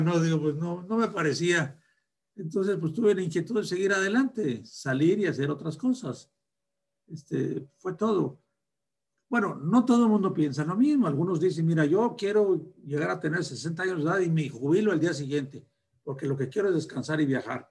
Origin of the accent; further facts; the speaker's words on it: Torreón, Coahuila, Mexico; moved away; also born or lived in Guadalupe Victoria, Durango; Soy de un rancho de Durango, de Guadalupe Victoria Durango, y me crié en Torreón.